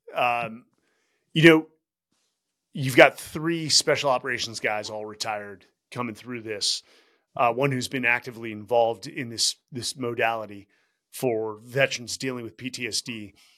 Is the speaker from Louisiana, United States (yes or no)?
no; Bay Area, California, United States; we're from the Bay Area.